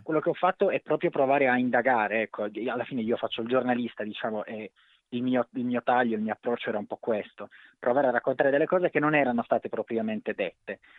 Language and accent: Italian; Cagliari, Sardinia, Italy; moved away; Io sono di Cagliari, sono originariamente di Cagliari, poi non ci vivo da tanto tempo, ma un po' l'accento è rimasto